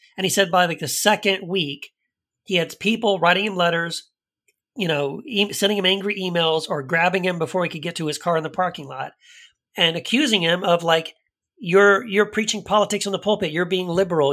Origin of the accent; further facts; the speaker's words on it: El Paso, Texas, United States; I grew up in El Paso, Texas, uh, was raised in a conservative Christian home